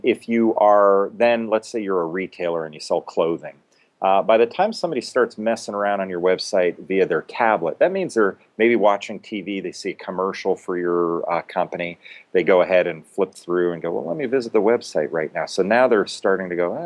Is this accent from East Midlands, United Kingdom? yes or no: no; London, United Kingdom; now in United States; I was born in London